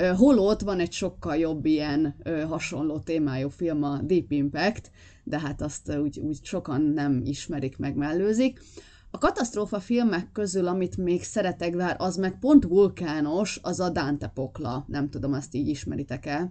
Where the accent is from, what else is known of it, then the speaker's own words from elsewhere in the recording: Bakony, Hungary; én bakonyi vagyok, tehát azért itt, itt keménytelek szoktak lenni gyerekkoromban